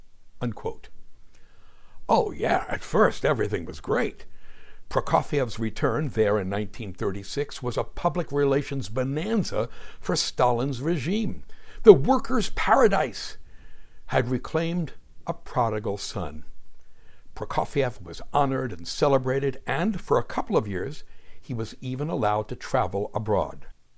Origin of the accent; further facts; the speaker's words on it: New Jersey, United States; where I grew up in South Jersey.